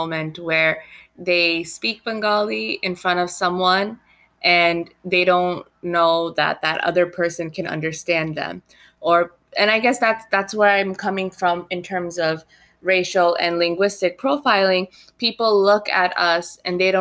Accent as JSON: {"language": "English", "country": "United States", "also_born_or_lived": "Sylhet, Bangladesh (family origin)", "said": "I say America. They're like, no, where are you from? Like ethnically, I tell them Bangladesh"}